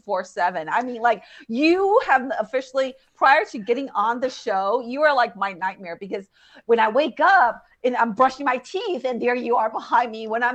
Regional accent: United States; we're from Texas, New Mexico, and we're very chill.

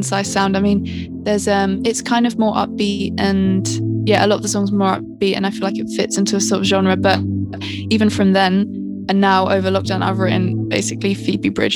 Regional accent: Hertfordshire, East of England, United Kingdom; I'm from Hertfordshire, which is just north outside of London

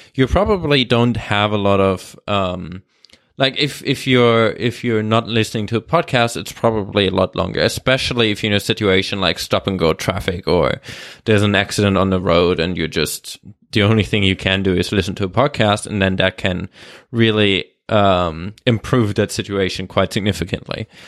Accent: Germany; English is a second language; also born or lived in Australia; now in Vancouver, Canada; Actually, I'm, I'm, I'm German, but I've lived

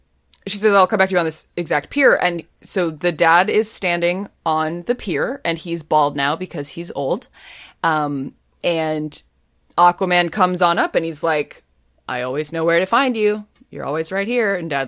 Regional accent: Boston, Massachusetts, United States; I am from Boston

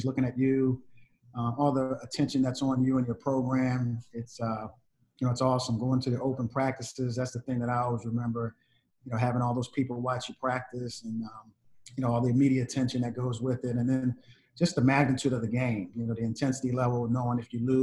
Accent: Philadelphia, Pennsylvania, United States; I grew up in Philadelphia, played basketball, since I was 8, 9 years old

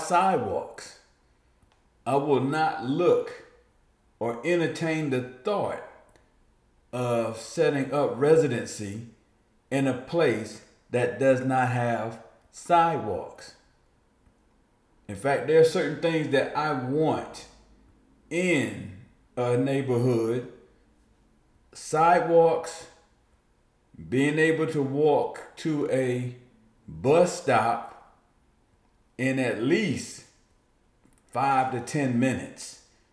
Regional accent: East Orange, New Jersey, United States; moved away; also born or lived in North Carolina; being from New Jersey, this is what I grew up with.

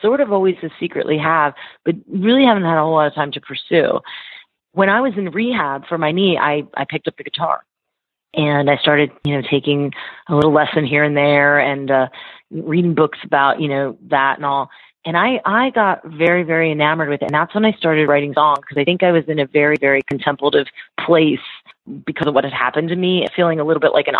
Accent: Philadelphia area, Pennsylvania, United States; moved away as an adult; also born or lived in Baltimore / Nashville; I grew up in the Philadelphia area, about an hour outside the city.

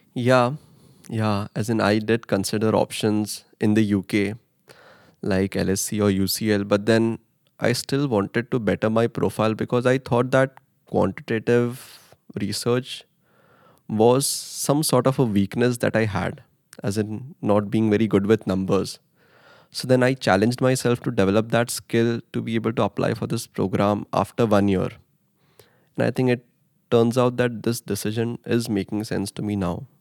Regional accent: Mumbai, Maharashtra, India; moved away as an adult; now in Netherlands; I come from Mumbai, India

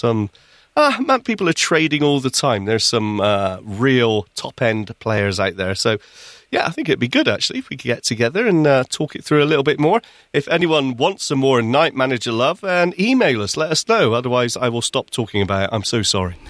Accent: Bristol, South West England, United Kingdom; also born or lived in Midlands; now in Manchester, United Kingdom; I came from Bristol originally, that's where I was born and where I spent my childhood

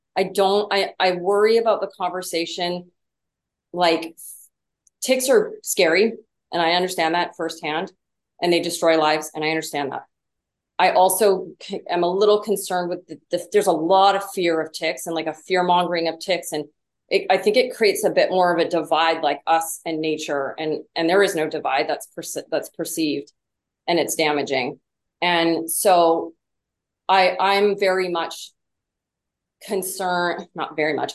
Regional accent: Vancouver Island, British Columbia, Canada; now in San Diego, United States; I grew up in uh, what I'm convinced is the most beautiful part of the world. I'm from Vancouver Island, so the very, uh, very west coast of British Columbia

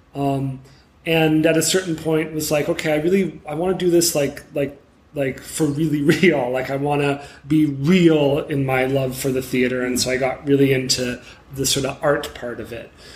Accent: Montreal, Quebec, Canada; I'm from Montreal

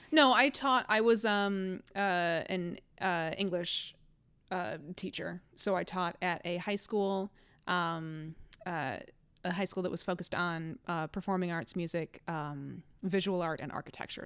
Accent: Cleveland, Ohio, United States; moved away as an adult; now in Connecticut, United States; I'm from Ohio. I'm from Cleveland

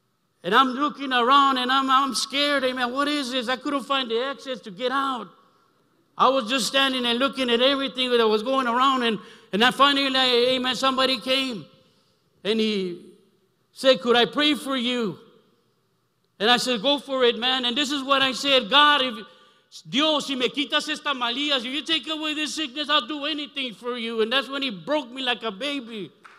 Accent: Brawley, California, United States; now in Los Angeles, United States; I came back from Imperial Valley, amen, Brawley, my hometown, those that are watching, amen. Amen. And I came to LA 73 to live that lifestyle.

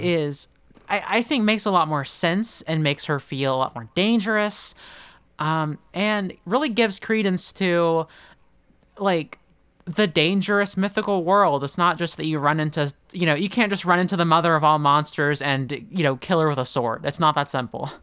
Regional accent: Oklahoma, United States; I'm from Oklahoma

